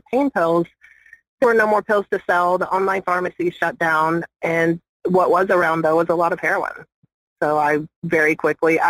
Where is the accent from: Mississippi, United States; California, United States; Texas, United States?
Mississippi, United States; East Central; I grew up in South Mississippi, or East Central Mississippi, actually